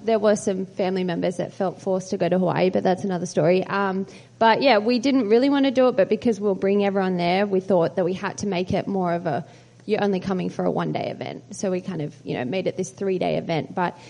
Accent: Australia; moved away as an adult; I am Australian, but I've lived here for 7 years, so I feel like I've got a bit of a hybrid, but...

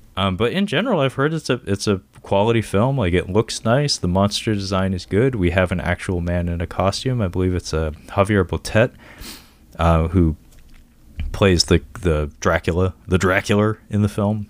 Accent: Seattle, Washington, United States; I'm from Seattle, born and raised

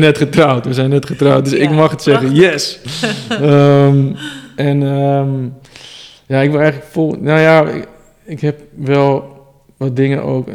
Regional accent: Amsterdam, North Holland, Netherlands; ik kom uit Amsterdam

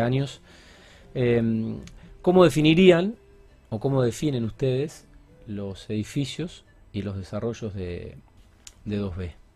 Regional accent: Argentina; por ser argentino

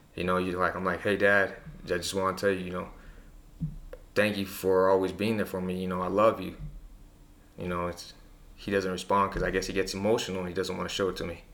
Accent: Presidio, Texas, United States; I'm from Presidio.

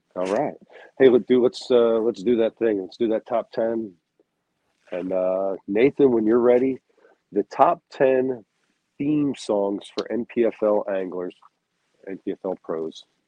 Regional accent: United States; I'm American

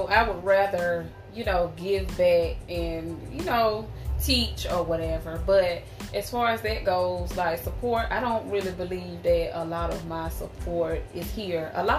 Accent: Tuskegee, Alabama, United States; I'm from Tuskegee, Alabama, born and raised.

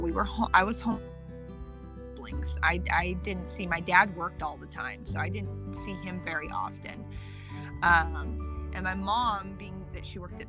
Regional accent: Arcata, California, United States; I was born in 1984 in Arcata, California.

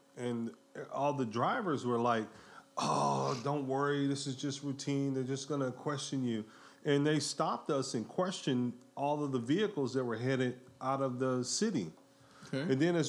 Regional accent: Detroit, Michigan, United States; now in California, United States; I'm originally from Detroit

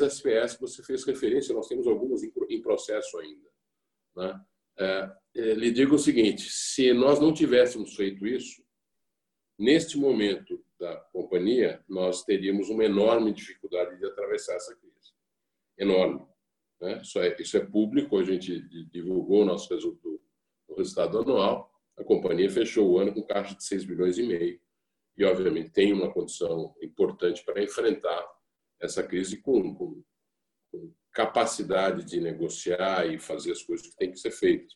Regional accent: Brazil; enquanto brasileiros

